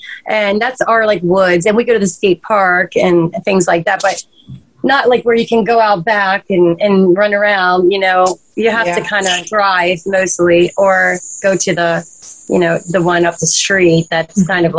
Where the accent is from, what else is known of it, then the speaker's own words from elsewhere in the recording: Maryland, United States; I actually grew up here.